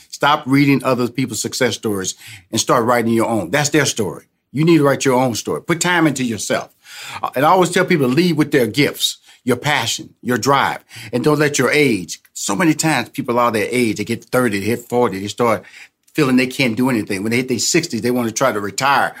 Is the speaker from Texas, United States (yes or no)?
yes; Houston, Texas, United States; I'm originally from Houston, Texas